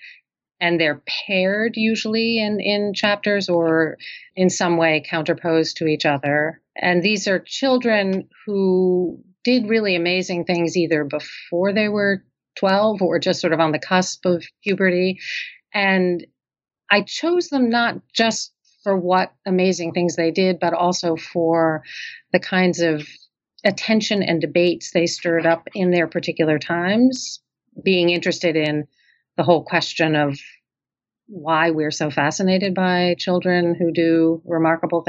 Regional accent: New York City, New York, United States; my hometown of Brooklyn

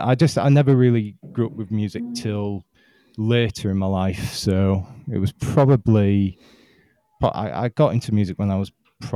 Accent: Yorkshire and the Humber, United Kingdom; I hail from South Yorkshire in the United Kingdom.

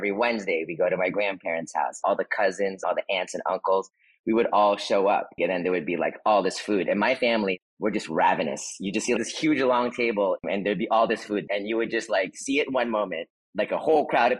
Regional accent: the Bay Area, California, United States; also born or lived in Philippines; Growing up in the Bay with Filipinos, the 80s and 90s

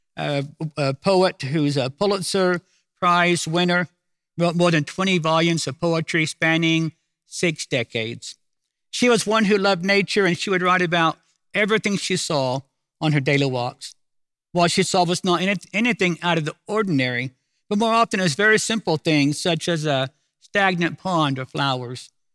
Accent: Oklahoma City, Oklahoma, United States; I'm from Oklahoma City

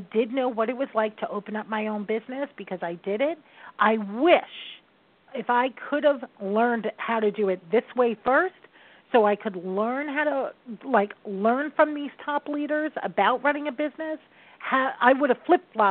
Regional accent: New York, United States; I am a New Yorker.

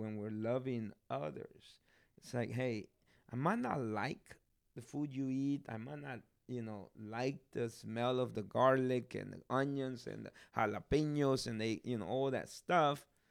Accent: Guatemala; moved away; I'm from Guatemala. I'm blessed to, to be there, uh, be born there.

